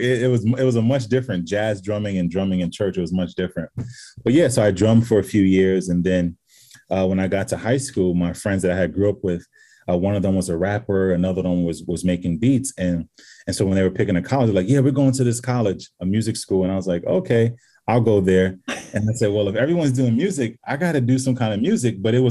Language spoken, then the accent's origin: English; Senegal; I'm from Senegal. You're going to my country. I'm going to make sure you're taken care of.